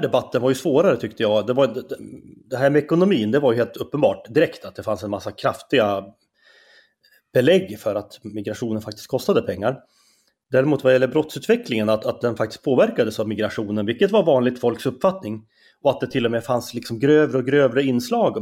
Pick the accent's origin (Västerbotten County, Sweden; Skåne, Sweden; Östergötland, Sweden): Västerbotten County, Sweden; Skellefteå; accent: Norrland dialect; moved away as an adult; also born or lived in Umeå; now in Stockholm, Sweden; jag är ju från Norrland, det kanske man hör på min dialekt direkt